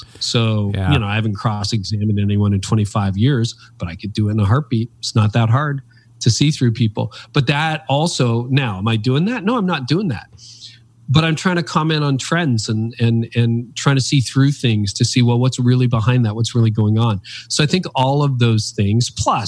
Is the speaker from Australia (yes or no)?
no; Canada; I've lived in Canada my whole life.